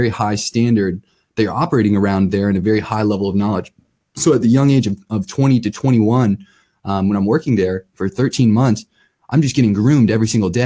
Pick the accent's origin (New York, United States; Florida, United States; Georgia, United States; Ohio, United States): Ohio, United States; Akron; moved away as an adult; also born or lived in Colorado; born and raised in Akron, Ohio.